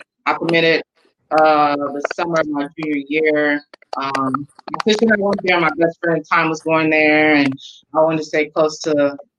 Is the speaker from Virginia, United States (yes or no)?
yes; Norfolk, Virginia, United States; Well, first, I'm originally from Norfolk, Virginia. Okay. So that's where I'm from.